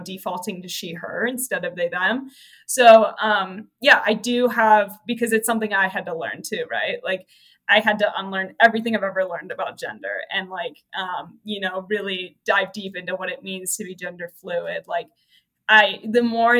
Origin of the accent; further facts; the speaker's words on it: Santa Cruz, California, United States; moved away as an adult; also born or lived in Arkansas; I'm from Santa Cruz, California. So it's like a small, central coast town